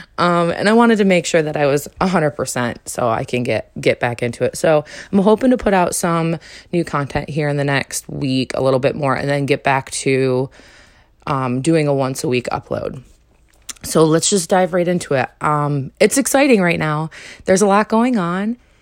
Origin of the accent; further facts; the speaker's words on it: New York, United States; moved away as an adult; also born or lived in North Carolina / Arizona; I'm from New York. I coulda came back to New York and been around all the family